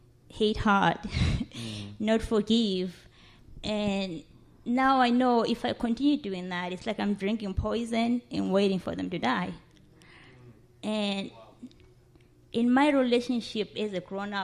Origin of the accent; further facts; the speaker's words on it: South Africa; moved away as an adult; now in Toledo, United States; I was born and raised in Africa, South Africa